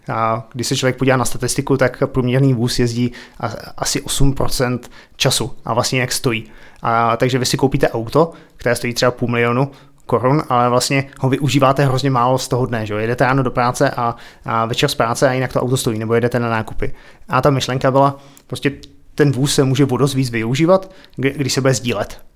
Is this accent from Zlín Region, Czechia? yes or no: no; České Budějovice, South Bohemian Region, Czechia; moved away as an adult; also born or lived in Prague / Ostrava / Australia; now in Berlin, Germany; já jsem se narodil v Českých Budějovicích, vyrůstal jsem na Máji, chodil jsem tam na základku